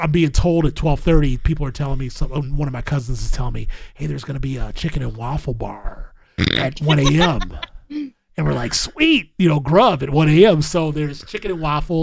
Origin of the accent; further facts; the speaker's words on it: Milwaukee, Wisconsin, United States; I'm from Milwaukee